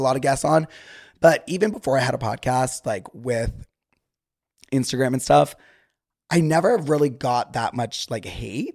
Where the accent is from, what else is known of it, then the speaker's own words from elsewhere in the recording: Utah, United States; now in Los Angeles, United States; whenever I am with someone from Utah, if I'm recording with someone from Utah, whatever, the, like, slang immediately comes back